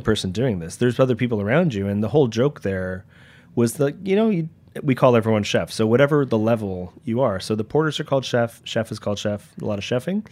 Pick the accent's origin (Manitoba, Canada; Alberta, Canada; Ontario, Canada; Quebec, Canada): Ontario, Canada; Toronto; born or raised there; moved away as an adult; now in New York, United States